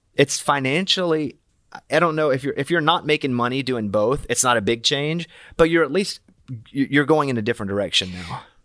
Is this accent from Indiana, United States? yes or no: no; Arkansas, United States; moved away; also born or lived in Austin, Texas; I'm from Arkansas